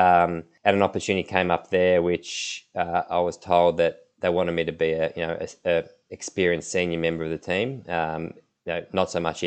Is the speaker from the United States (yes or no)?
no; Melbourne, Victoria, Australia; I grew up in Melbourne with a close group of friends, close family.